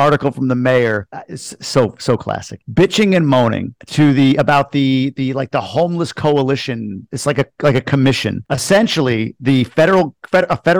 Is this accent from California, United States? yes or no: no; Long Island, New York, United States; When I grew up on Long Island